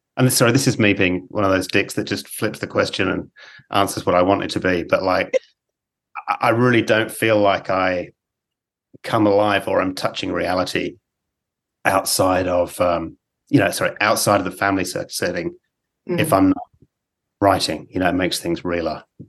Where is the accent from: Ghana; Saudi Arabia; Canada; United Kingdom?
United Kingdom; England; now in Australia; I grew up in England